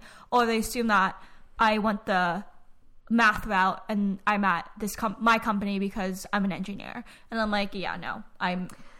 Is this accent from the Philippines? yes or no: yes; Philippines; I'm a nurse. I'm Filipino.